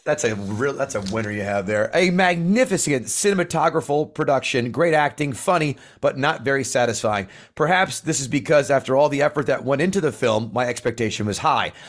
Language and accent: English; New Jersey, United States; I grew, I grew up in Central Jersey